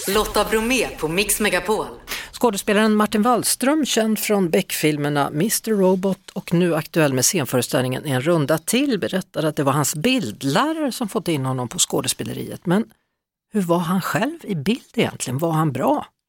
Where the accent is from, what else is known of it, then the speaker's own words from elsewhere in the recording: Skövde, Västra Götaland, Sweden; knuten utanför biblioteket i Skövde där jag kommer ifrån